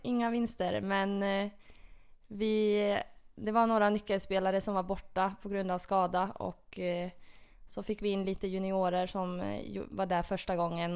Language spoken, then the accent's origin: Swedish; Porvoo, Uusimaa, Finland; det är min hemstad. Det ligger ungefär en timme utanför Helsingfors i Borgå. Okay. Ja. ja. Och det var ju där jag växte upp